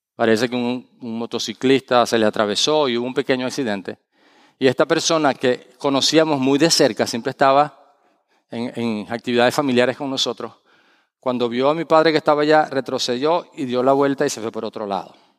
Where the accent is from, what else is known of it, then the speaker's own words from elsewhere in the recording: Valencia, Carabobo, Venezuela; moved away; en la ciudad de Valencia, donde yo nací, mi ciudad, Valencia, Venezuela, no Valencia, España